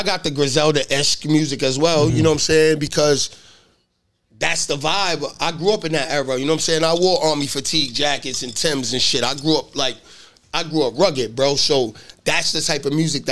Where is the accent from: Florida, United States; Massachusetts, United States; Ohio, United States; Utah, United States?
Massachusetts, United States; Boston; I'm from Boston